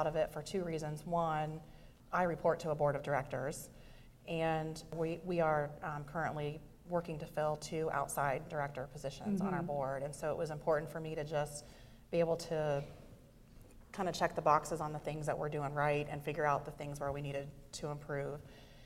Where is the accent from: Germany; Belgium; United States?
United States; Fredericktown, Ohio; I grew up in Fredericktown, Ohio, which is a small town